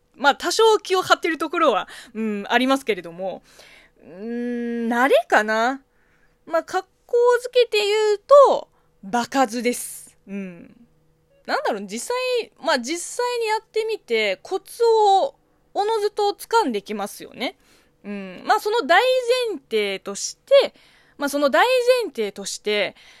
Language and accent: Japanese; China; moved away; 中国生 まれ、中国育ちの私